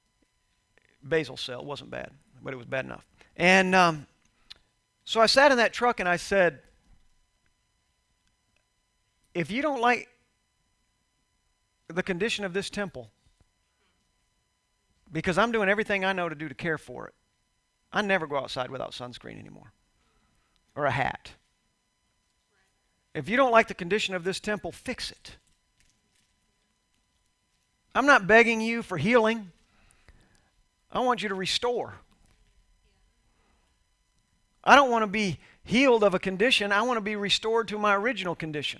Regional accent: Houston, Texas, United States; growing up in Houston, Texas

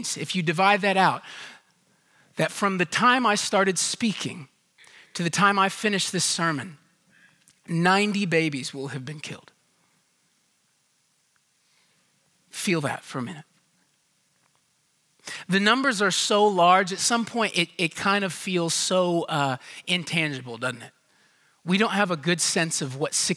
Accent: Houston, Texas, United States; I grew up in Houston

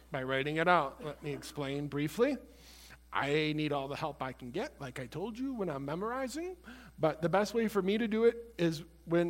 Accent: Illinois, United States; I was from Illinois

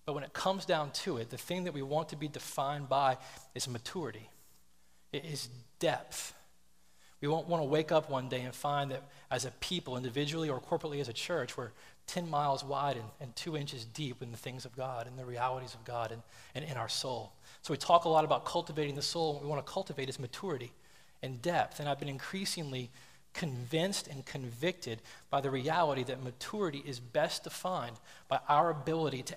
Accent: the South, United States; I grew up in the South, and then we traveled a lot

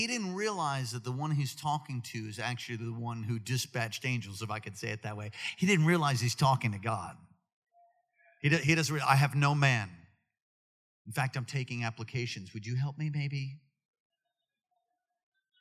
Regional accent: New York City, New York, United States; moved away; I'm from New York City

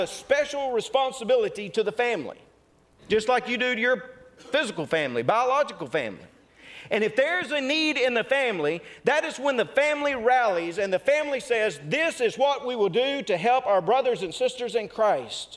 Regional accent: North Mississippi, United States; I'm from North Mississippi

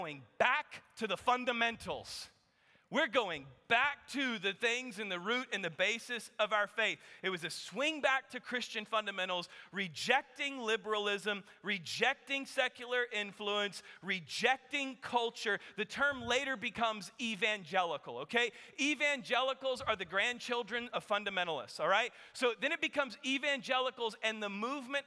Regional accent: Kansas, United States; now in Texas, United States; I grew up playing basketball in Kansas

